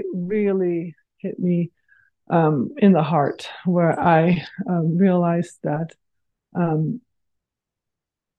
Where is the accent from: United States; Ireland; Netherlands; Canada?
Netherlands; moved away as an adult; now in North America; I grew up in the Netherlands